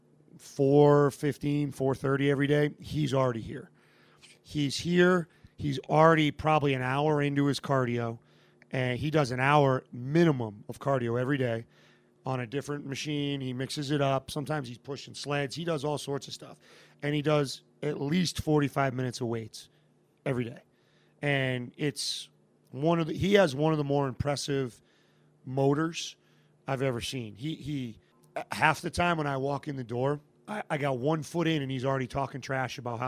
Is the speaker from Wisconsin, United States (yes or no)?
no; Massachusetts, United States; moved away as an adult; I had a 2-year pit stop back in Massachusetts in my hometown